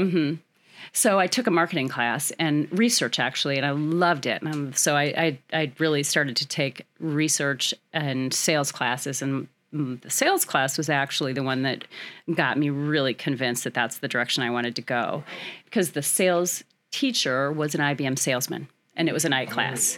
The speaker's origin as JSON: {"language": "English", "town": "Peoria", "region": "Illinois", "country": "United States", "tie": "born or raised there", "said": "I am born and raised in Peoria"}